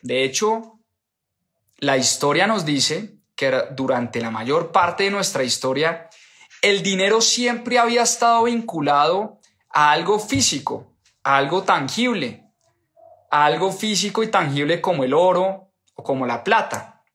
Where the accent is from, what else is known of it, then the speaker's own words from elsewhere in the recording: Colombia; nacimos en Colombia y no porque vivimos en Colombia